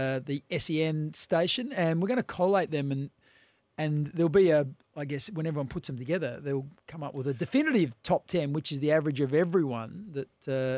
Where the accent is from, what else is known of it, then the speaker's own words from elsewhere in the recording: Port Pirie, South Australia, Australia; now in Adelaide, Australia; I can remember growing up in Port Pirie